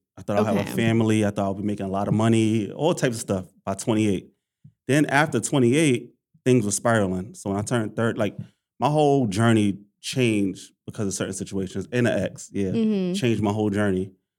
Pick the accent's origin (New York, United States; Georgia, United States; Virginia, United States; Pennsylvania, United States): New York, United States; Harlem; From Harlem, New York. Grew up everywhere. Went to high school in Queens.